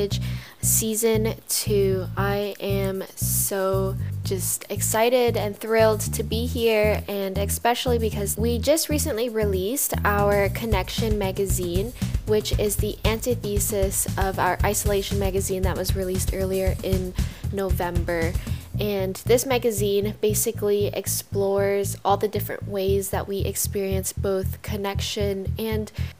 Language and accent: English; Ontario, Canada; I was born here in Canada, but my parents were born in Vietnam.